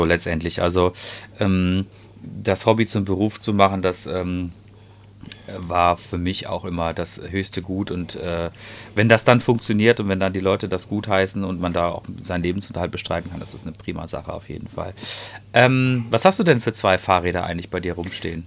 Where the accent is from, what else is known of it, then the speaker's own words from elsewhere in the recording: Ruhr area, North Rhine-Westphalia, Germany; hier bei uns im Ruhrgebiet